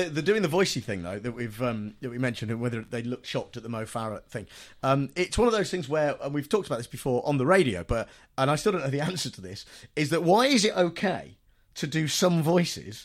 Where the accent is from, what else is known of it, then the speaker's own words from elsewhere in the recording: United Kingdom; being British